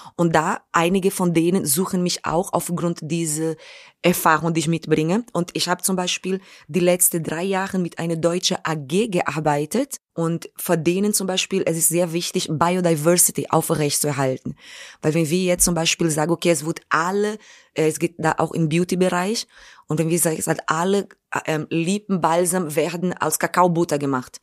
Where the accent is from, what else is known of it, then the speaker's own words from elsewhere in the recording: Brazil; German is a second language; now in Germany; meine Schule fing in Brasilien an, in der Favela, wo ich aufgewachsen bin